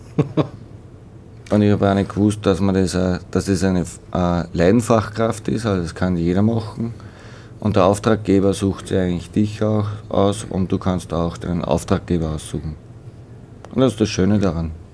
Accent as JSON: {"language": "German", "town": "Schwertberg", "region": "Upper Austria", "country": "Austria", "tie": "born or raised there", "lives_now": "Weitersfelden, Austria", "said": "bin ein gebürtiger Schwertberger"}